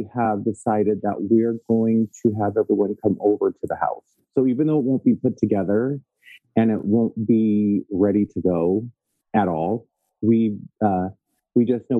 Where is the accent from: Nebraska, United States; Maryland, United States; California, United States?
California, United States; Victorville; now in Fontana, United States; I grew up in Victorville.